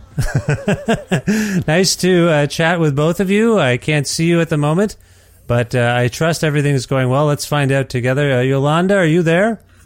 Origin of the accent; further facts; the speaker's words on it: Ontario, Canada; now in Alberta, Canada; I'm from Ontario and we have all the seasons